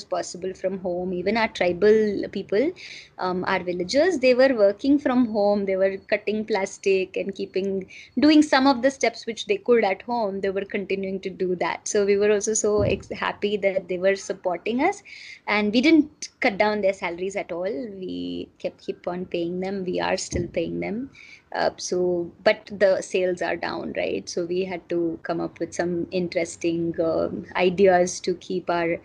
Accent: Silvassa, Dadra and Nagar Haveli and Daman and Diu, India; now in Pune, India; I am originally coming from Silvassa, so I have family there

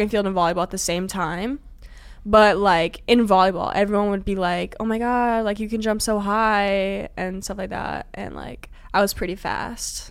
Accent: Illinois, United States; I'm from Illinois

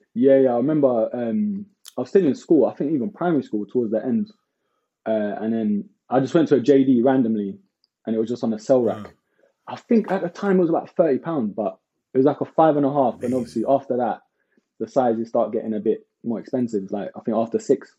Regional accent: London, United Kingdom; also born or lived in Hackney; I moved when I was around like eight years old to like Walthamstow like East London

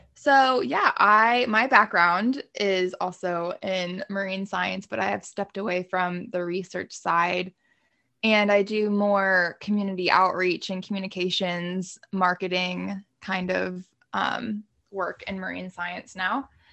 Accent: Haymarket, Virginia, United States; coming from a small town like Haymarket

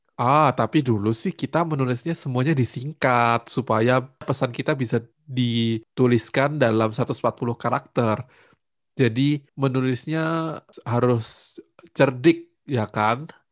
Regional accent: Batu, East Java, Indonesia; Aku menghabiskan masa kecil di kota Batu, di Jawa Timur

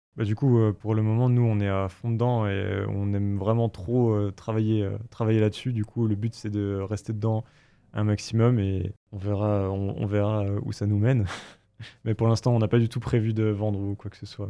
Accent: Bourgogne-Franche-Comté, France; moved away; on vient les deux de l'Est de la France, donc euh, Raphaël d'Alsace et moi de, Franche-Comté

